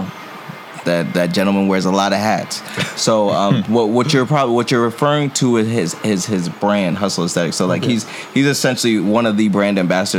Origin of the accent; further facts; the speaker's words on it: Lowell, Massachusetts, United States; also born or lived in New York City; now in Buffalo, United States; I'm originally from Lowell, Mass. In simple terms, a city that's like 20-30 minutes outside of Boston